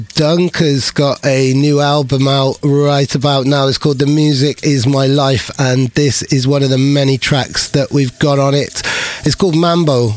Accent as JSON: {"language": "English", "region": "Wales", "country": "United Kingdom", "said": "I, I, don't actually speak Welsh, I just love being Welsh"}